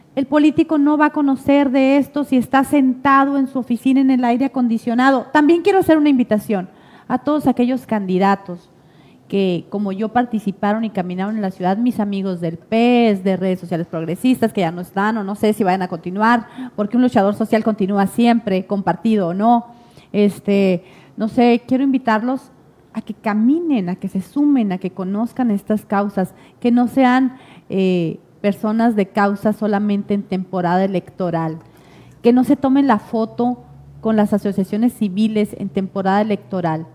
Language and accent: Spanish; Santa Ana, Sonora, Mexico; soy orgullosamente santanense, soy orgullosamente sonorense